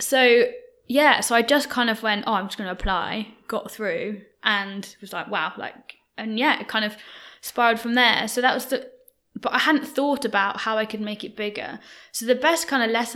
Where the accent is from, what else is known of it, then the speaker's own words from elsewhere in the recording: Birmingham, West Midlands, United Kingdom; now in London, United Kingdom; I'm not from London. I'm from Birmingham